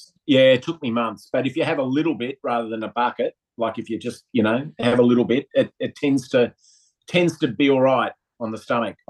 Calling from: Sydney, New South Wales, Australia; Coming from home in Sydney today on Gadigal Land.

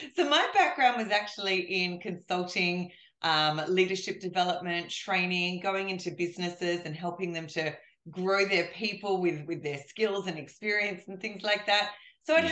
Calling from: Australia; I'm calling you from Australia

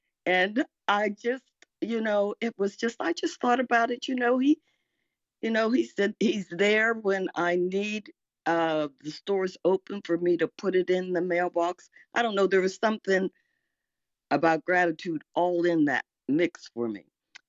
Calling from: Arlington, Virginia, United States; And I'm in Arlington, Virginia.

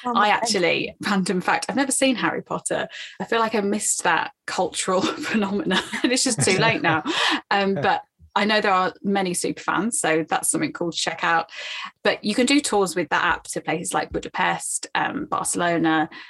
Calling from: London, United Kingdom; Oh, so I'm in London, UK.

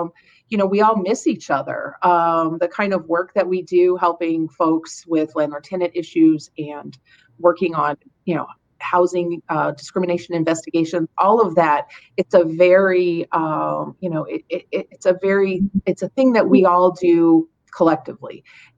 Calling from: Toledo, Ohio, United States; I'm calling from Toledo, Ohio. We're in Northwest Ohio, just south of the Michigan border.

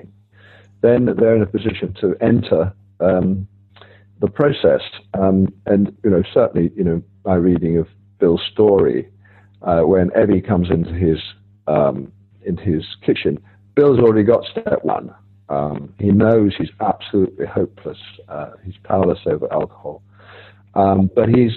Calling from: Rome, Lazio, Italy; I'm calling from Rome. It's very early morning here

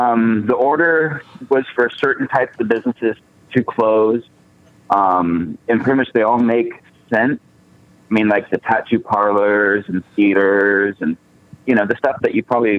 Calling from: Bridgeport, Oregon, United States; I'm actually from Bridgeport, Oregon.

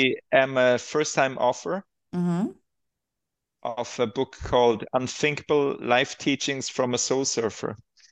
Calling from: Switzerland; I'm calling from Baden-Gatz, Switzerland.

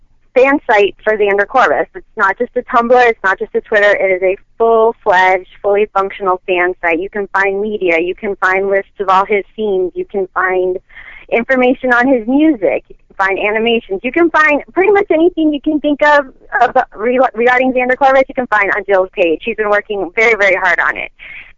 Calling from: Chicago, Illinois, United States; from Chicago.

